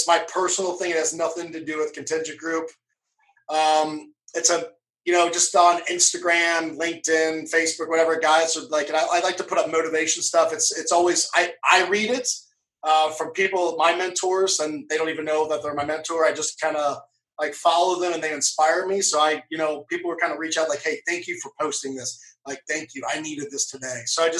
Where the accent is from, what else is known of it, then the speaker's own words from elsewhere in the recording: Cincinnati, Ohio, United States; Oh, I was brought up in Cincinnati, Ohio, so the Midwest.